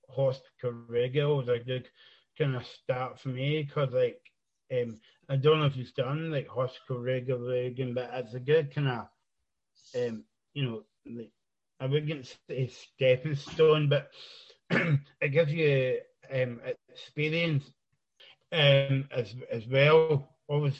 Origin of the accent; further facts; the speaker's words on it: East Renfrewshire, Scotland, United Kingdom; I'm from East Renfrewshire, just kind of like outside Glasgow